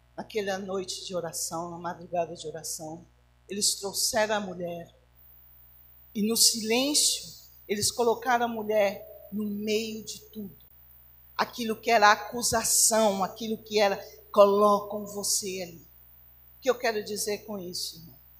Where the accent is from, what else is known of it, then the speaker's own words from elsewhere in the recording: Barbacena, Minas Gerais, Brazil; quando eu era criança pequena lá em Barbacena, é, a minha a minha meninice ela foi muito dura